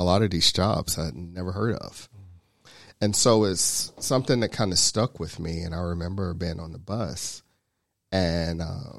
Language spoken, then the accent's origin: English; Chattanooga, Tennessee, United States; now in Georgia, United States; originally from Chattanooga. So I grew up in East Chattanooga. I went to high school in a little town called Soddy Daisy, which is right outside of Chattanooga.